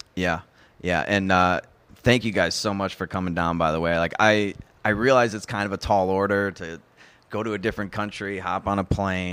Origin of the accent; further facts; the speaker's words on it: Chicago, Illinois, United States; moved away as an adult; now in Puerto Vallarta, Mexico; I'm from Chicago originally. I still have a place there.